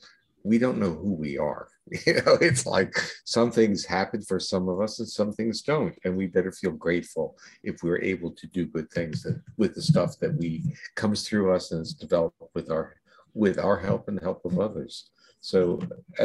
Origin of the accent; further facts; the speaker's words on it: New Jersey, United States; moved away as an adult; I grew up in New Jersey and left there when I went to graduate school, I left and I never really returned